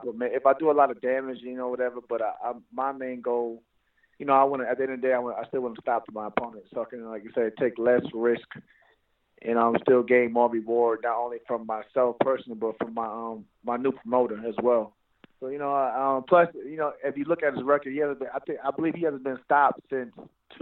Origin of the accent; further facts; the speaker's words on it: New York, United States; I'm from New York